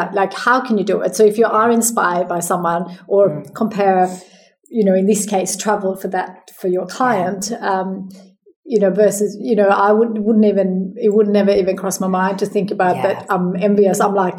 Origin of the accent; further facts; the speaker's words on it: Sweden; now in Australia; because I moved to Sweden from Sweden to Australia, and I just decided that once a year I'm going to go home.